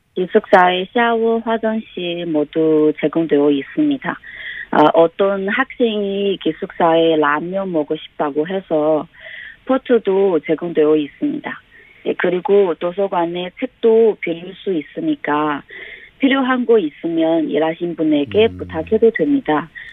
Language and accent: Korean; China; Korean is a second language; moved away as an adult; now in Incheon, South Korea; 인천대학교 한국어교육학과 중국 유학생입니다. 예, 저는 2015년에 한국에 왔으니 지금까지 한국에 온 지 5년 되었습니다.